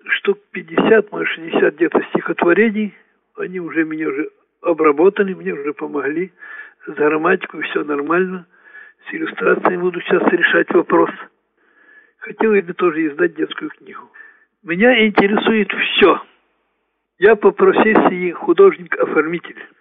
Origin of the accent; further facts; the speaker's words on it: Ukraine; moved away as an adult; now in Naberezhnye Chelny, Russia; Я э, родом с Украины.